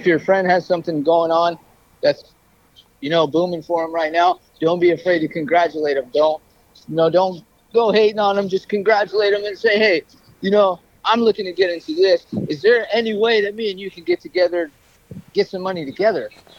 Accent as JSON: {"language": "English", "region": "New York", "country": "United States", "said": "Of course, I'm from New York. I have some family there."}